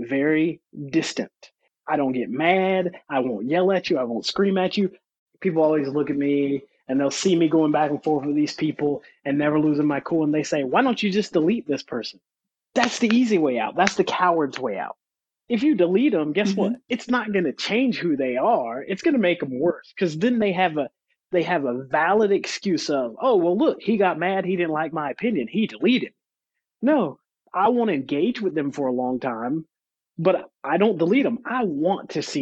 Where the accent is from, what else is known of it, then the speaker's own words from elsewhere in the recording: North Carolina, United States; moved away; I grew up in North Carolina, where they still have active branches of the Ku Klux Klan